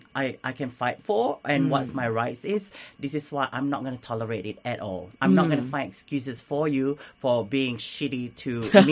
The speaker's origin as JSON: {"language": "English", "country": "Singapore", "tie": "born or raised there", "moved": "yes", "lives_now": "Melbourne, Australia"}